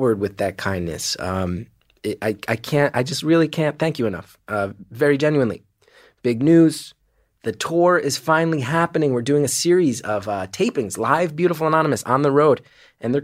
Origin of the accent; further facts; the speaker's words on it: New York City, New York, United States; also born or lived in New Jersey; I'm from New York City